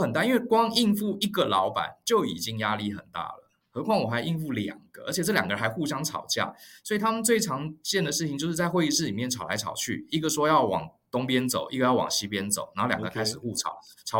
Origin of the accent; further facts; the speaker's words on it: Taiwan; also born or lived in New York, United States; 像我们台湾人嘛，就是比较呃温和。